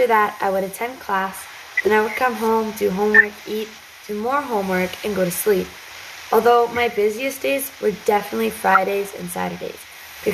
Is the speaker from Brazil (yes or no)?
yes; São Paulo, Brazil; moved away as an adult; now in Richmond Hill, Canada; born in São Paulo, Brazil, and immigrated to Richmond Hill, Ontario in June of 2012